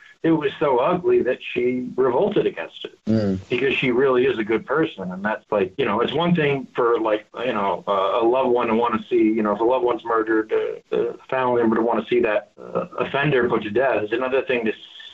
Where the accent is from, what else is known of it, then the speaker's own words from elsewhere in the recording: United States; as an American